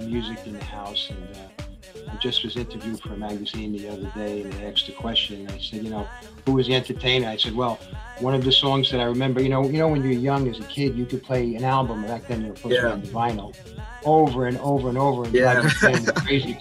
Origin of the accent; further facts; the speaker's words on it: New York City, New York, United States; I was brought up in Manhattan in a complex called Parkchester.